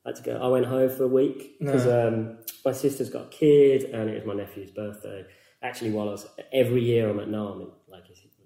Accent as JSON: {"language": "English", "town": "Birmingham", "region": "West Midlands", "country": "United Kingdom", "tie": "born there", "said": "I was born in Birmingham."}